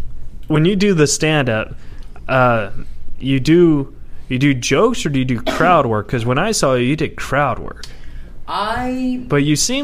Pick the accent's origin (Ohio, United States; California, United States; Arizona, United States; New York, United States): California, United States; Huntington Beach; I'm from Huntington Beach.